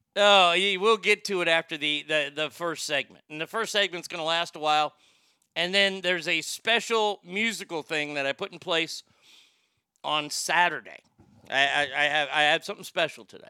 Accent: Texas, United States; my home state of Texas

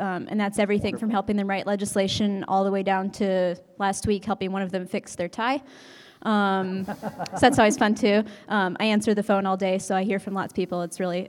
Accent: Hendricks County, Indiana, United States; also born or lived in Terre Haute, Indiana; I am from Hendricks County. That's where I live now.

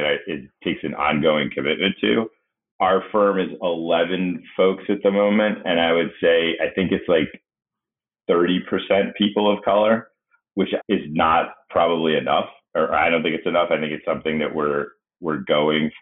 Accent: Massachusetts, United States; moved away as an adult; also born or lived in Pennsylvania; now in Washington, D.C., United States; I grew up in Massachusetts

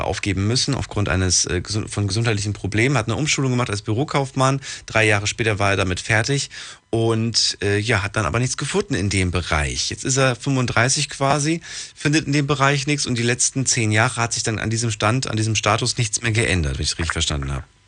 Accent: Ludwigshafen, Rhineland-Palatinate, Germany; Ich komme aus Ludwigshafen

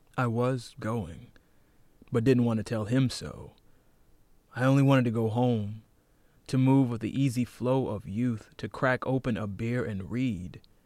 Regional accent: North Carolina, United States; moved away; I'm from North Carolina.

